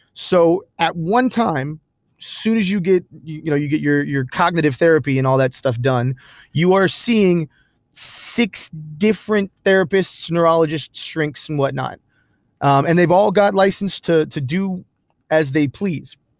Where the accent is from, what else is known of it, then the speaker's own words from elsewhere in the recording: Pine Hills, Florida, United States; I'm from Pine Hills and I've got Geneva family members. I got swamp people in my blood